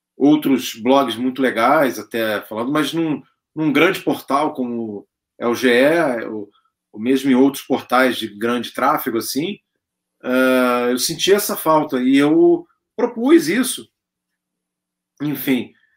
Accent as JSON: {"language": "Portuguese", "region": "Rio de Janeiro", "country": "Brazil", "moved": "as an adult", "lives_now": "São Paulo, Brazil", "said": "eu sou do Rio de Janeiro, mas já tinha morado em São Paulo"}